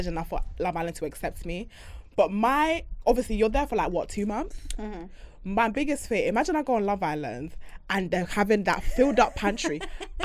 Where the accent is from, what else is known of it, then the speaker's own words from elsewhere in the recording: Jamaica; I'm a Caribbean, I'm a Jamaican girl